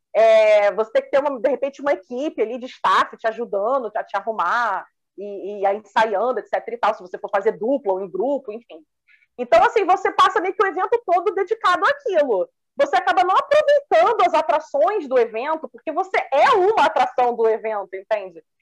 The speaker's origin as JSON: {"language": "Portuguese", "region": "Rio de Janeiro", "country": "Brazil", "said": "Sou do Rio"}